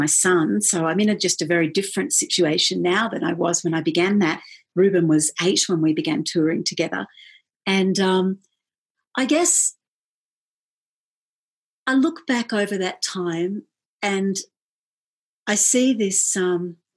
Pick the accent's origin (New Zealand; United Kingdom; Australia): Australia; moved away as an adult; also born or lived in Melbourne; now in New Mexico, United States; we're Australian, and now I'm living in America